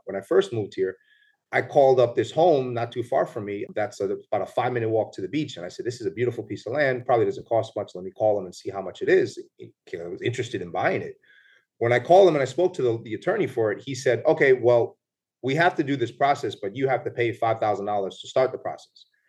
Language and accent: English; New York, United States; moved away as an adult; also born or lived in Puerto Rico (ancestry); now in Punta Cana, Dominican Republic; I'm born in New York, so I'm born and raised in the Bronx